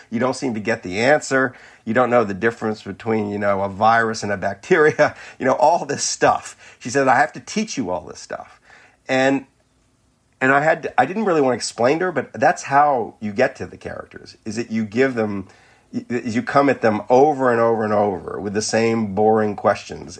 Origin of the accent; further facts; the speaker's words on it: New Orleans, Louisiana, United States; my hometown of New Orleans